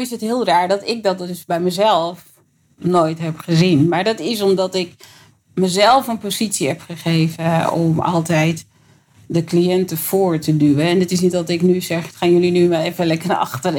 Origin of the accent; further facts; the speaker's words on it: Amsterdam, North Holland, Netherlands; ik ben opgegroeid in de Bijlmer